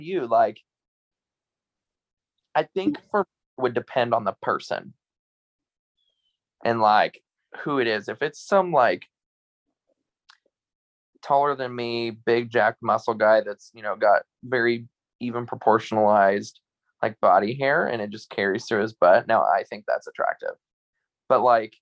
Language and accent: English; Southeast Iowa, United States; accent: Carolina twang; now in North Carolina, United States; I grew up in Southeast Iowa and then moved here to North Carolina